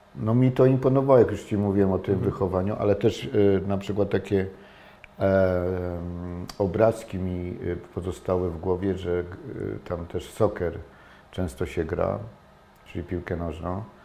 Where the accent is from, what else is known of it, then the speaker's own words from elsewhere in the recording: Toruń, Kuyavian-Pomeranian Voivodeship, Poland; jestem, wychowałem się w Toruniu